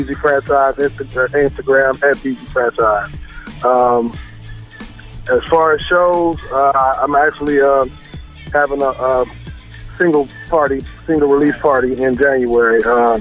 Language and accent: English; South Bend, Indiana, United States; born and raised in South Bend, Indiana